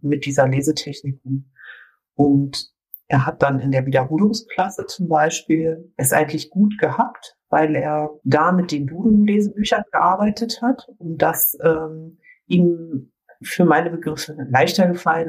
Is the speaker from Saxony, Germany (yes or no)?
no; Brandenburg, Germany; bei uns in Brandenburg